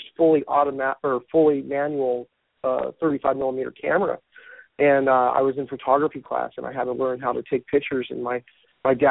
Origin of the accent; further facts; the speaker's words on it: Reno, Nevada, United States; Born in Reno as a backcountry boy